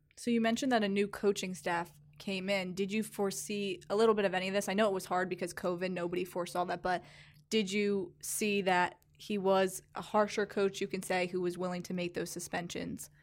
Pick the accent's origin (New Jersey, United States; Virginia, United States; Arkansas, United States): New Jersey, United States; moved away as an adult; now in Louisiana, United States; I am from New Jersey, so coming down here last year was a huge culture shock for me